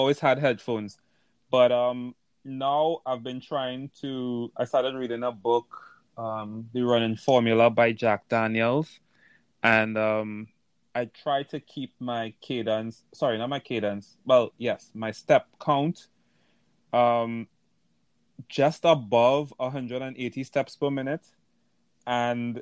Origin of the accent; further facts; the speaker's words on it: Trinidad & Tobago; moved away; I'm from Trinidad